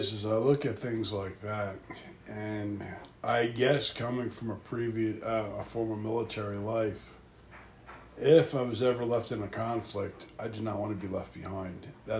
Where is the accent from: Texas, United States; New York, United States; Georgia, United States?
New York, United States; moved away; I'm originally from New York.